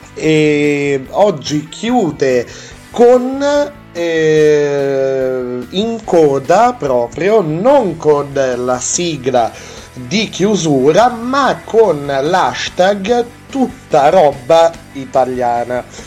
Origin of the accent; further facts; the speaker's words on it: Piedmont, Italy; accent: Piedmontese; also born or lived in Alessandria; sono piemontese